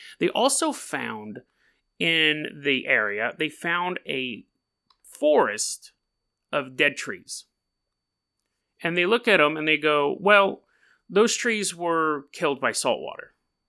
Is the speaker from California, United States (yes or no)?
yes; California, United States; now in Hood River, United States; And, you know, I come from California. Everything was earthquake proof.